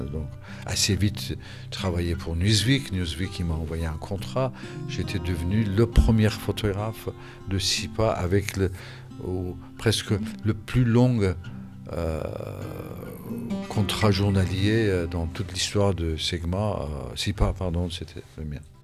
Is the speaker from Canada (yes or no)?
no; Iran; moved away as an adult; Quand j'ai quitté l'Iran en 1981, quand j'étais euh, obligé de m'exiler